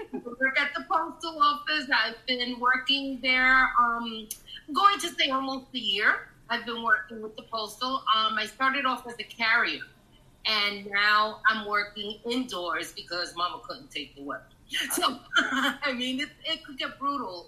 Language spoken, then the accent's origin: English; New York City, New York, United States; also born or lived in Florida; I'm from Taft Projects in, in East Harlem